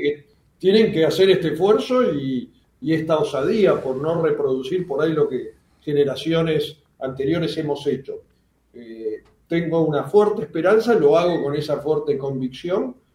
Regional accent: Buenos Aires, Argentina; soy de, me crié en el, en Plaza Italia

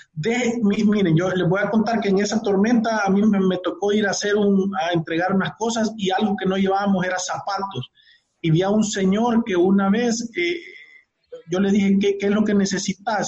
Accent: El Salvador; Nosotros como salvadoreños

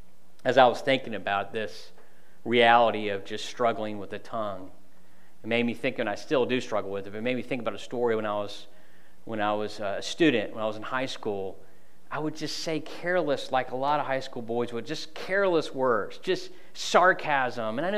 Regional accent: United States; I'm from Polk County

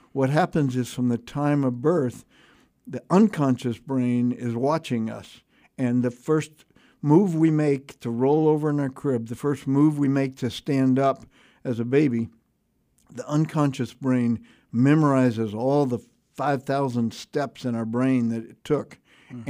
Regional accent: Houston, Texas, United States; American, you know, sort of English Isles, but three hundred years ago, American family in, in Houston, Texas

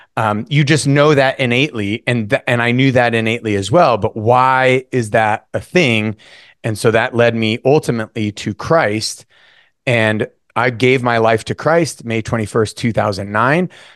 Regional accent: North Idaho, United States; I was born and raised in North Idaho

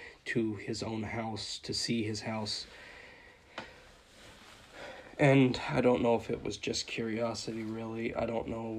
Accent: Dawson Springs, Kentucky, United States; my hometown of Dawson Springs, Kentucky

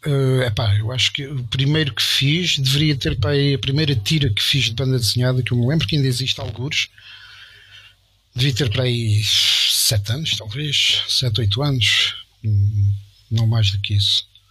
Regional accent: Estremoz, Alentejo, Portugal; lá de Estremoz, da minha terra

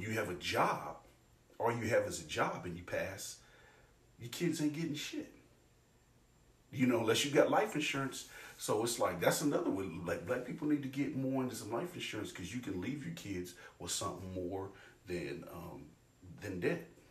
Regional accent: Richmond, Indiana, United States; people that from my hometown, like they'll go to gym

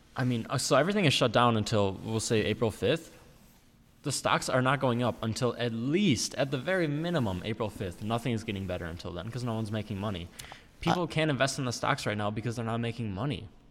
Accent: United States; we as the American people

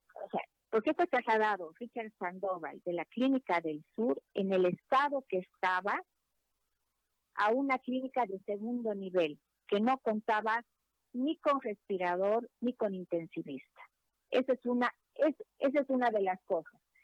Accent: Bolivia; como una boliviana que ha vivido en carne propia

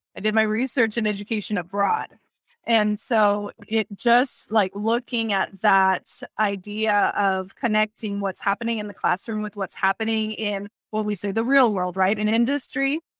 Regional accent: Texas, United States; also born or lived in Puerto Rico; I was born in Puerto Rico, but I was raised here in Texas.

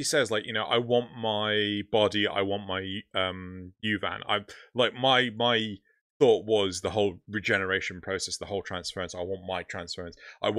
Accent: United Kingdom; we're British.

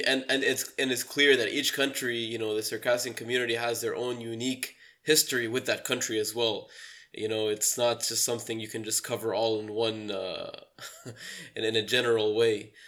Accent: Tripoli, North Governorate, Lebanon; I'm originally from Tripoli, Lebanon

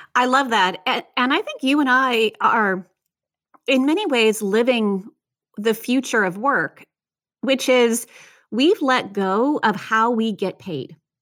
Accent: United States; also born or lived in Virginia; I grew up outside of Washington, D C

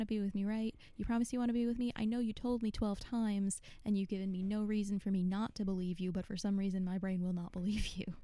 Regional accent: Buffalo, New York, United States; moved away as an adult; also born or lived in North Carolina; now in Buffalo, United States; I grew up in Buffalo. I moved mm-hmm. to North Carolina about 11 years ago

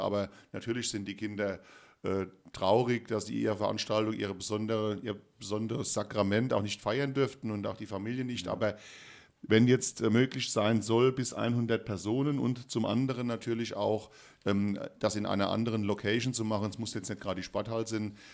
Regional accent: Rhineland-Palatinate, Germany; bei uns in Rheinland-Pfalz

